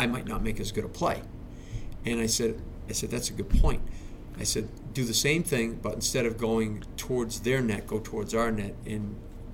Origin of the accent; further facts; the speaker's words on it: Easton, Massachusetts, United States; also born or lived in Brockton; I grew up in Easton.